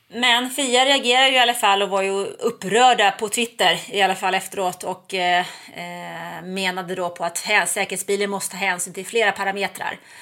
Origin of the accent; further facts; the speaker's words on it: Nacka, Stockholm County, Sweden; moved away as an adult; now in Ystad, Sweden; Jag är född och uppvuxen i Nacka utanför Stockholm